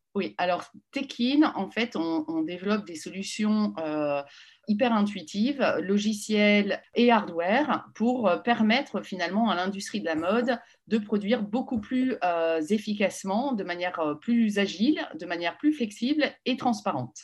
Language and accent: French; the Nord, Hauts-de-France, France; also born or lived in Paris; now in Lille, France; je suis parisienne d'origine, mmh. mais mes parents ont, rejoint le Nord, je devais avoir un an, donc en fait, jusqu'à mes 17 ans, jusqu'au bac, je suis restée dans le Nord.